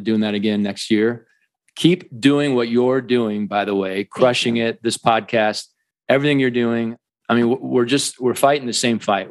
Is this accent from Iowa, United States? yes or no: yes; Iowa, United States; moved away as an adult; now in Colorado, United States; I grew up in the Midwest in Iowa, and I always kind of knew I'd end up in Colorado, which I did. I've been here 20 plus years